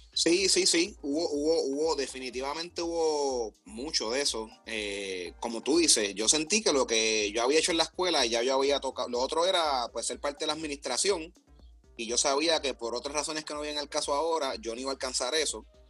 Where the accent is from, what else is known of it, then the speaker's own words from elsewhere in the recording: Puerto Rico; moved away as an adult; now in United States; yo vine de Puerto Rico